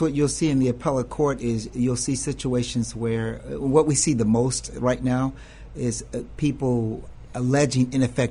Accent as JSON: {"language": "English", "town": "Chicago", "region": "Illinois", "country": "United States", "said": "from Englewood."}